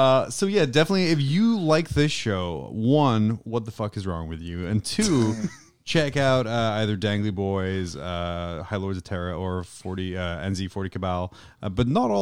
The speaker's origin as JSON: {"language": "English", "region": "Scotland", "country": "United Kingdom", "said": "As a Scottish person who's been called English"}